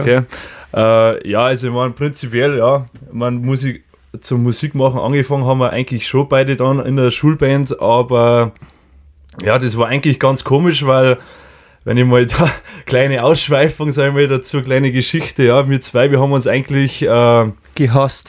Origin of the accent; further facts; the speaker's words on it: Lower Bavaria, Germany; wir kommen aus Ansdorf, aus Niederbayern